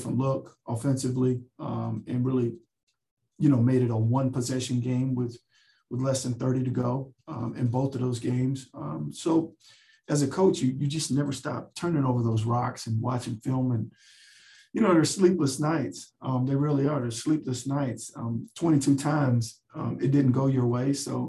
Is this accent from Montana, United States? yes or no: no; Dallas, Texas, United States; also born or lived in Chicago; I grew up in Dallas, Texas